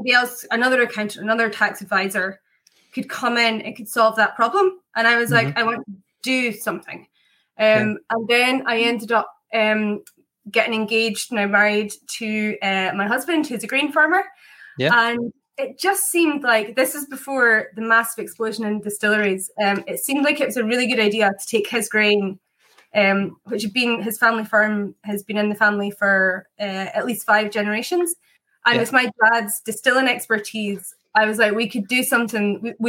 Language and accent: English; Scotland, United Kingdom; accent: Scottish; now in Ireland; Yep, I grew up in Scotland. I've got a very confused Scottish accent, though, because I lived in 9 places by the time I was 18.